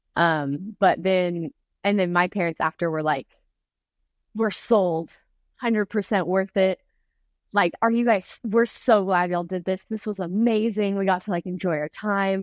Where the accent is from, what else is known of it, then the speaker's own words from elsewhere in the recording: Texas, United States; ever since I have grown up in Texas